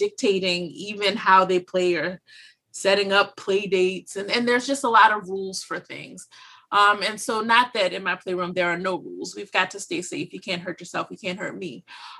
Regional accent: Louisiana, United States; moved away as an adult; now in Pennsylvania, United States; I'm from Louisiana

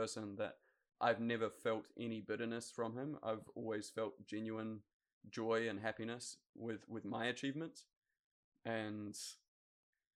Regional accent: New Zealand; Growing up in New Zealand, the Olympics is king

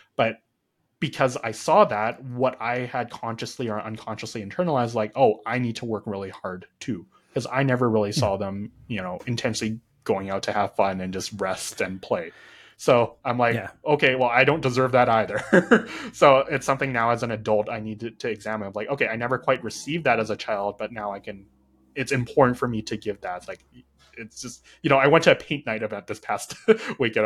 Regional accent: Canada; I was born and raised in Canada

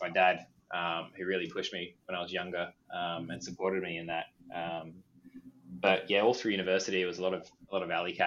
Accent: Sydney, New South Wales, Australia; moved away; I grew up in Sydney, Australia

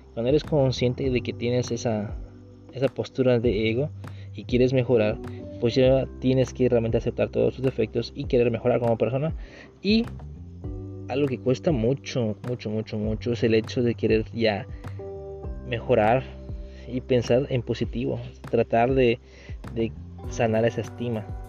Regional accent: Mexico

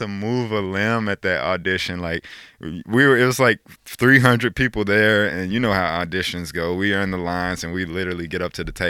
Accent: Chicago, Illinois, United States; born or raised there

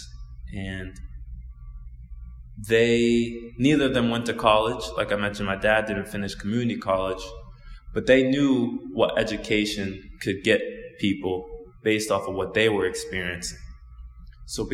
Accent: Osaka, Japan; I was born in Osaka, Japan, and I'm half Japanese and I'm half Black.

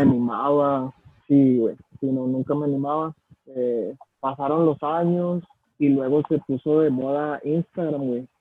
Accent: Mexico; Soy, más mexicano que los frijoles

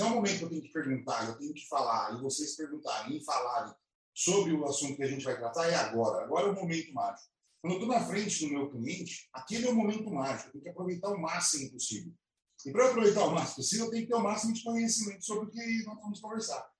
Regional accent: Alfenas, Minas Gerais, Brazil; moved away as an adult; now in Campinas, Brazil; E eu vim de Alfenas, né? Eu, eu morava em Alfenas, no estado lá do sul de Minas

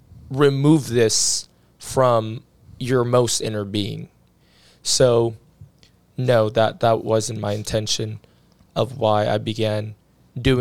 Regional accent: Philippines; moved away; also born or lived in Pittsburgh, Pennsylvania, United States; I grew up in the Philippines, but I wasn't born in the Philippines.

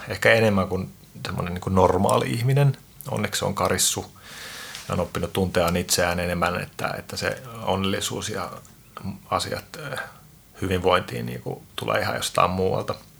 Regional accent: Helsinki, Uusimaa, Finland; mun tausta on se, että mä oon Itä-Pasilasta, eli siis Suomen Bronxista

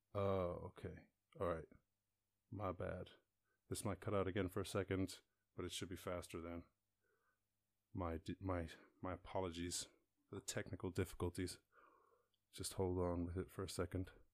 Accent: Schull, Munster, Ireland; I'm from Skull, sir, down in West Cork

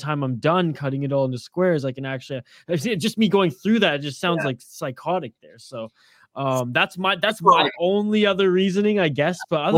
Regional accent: Canada; full disclosure, I'm Canadian

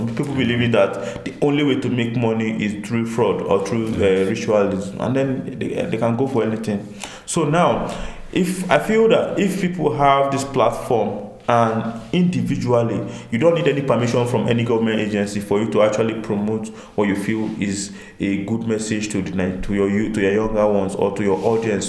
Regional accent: Nigeria; as the Nigerian people

